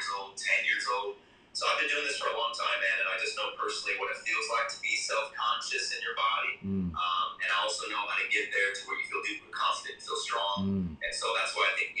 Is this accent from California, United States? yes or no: yes; San Diego, California, United States; from San Diego, California, born and raised